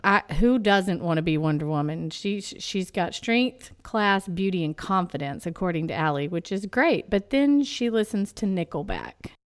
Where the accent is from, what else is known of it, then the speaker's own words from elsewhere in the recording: East Texas, United States; I'll pronounce it Annalise because I'm from East Texas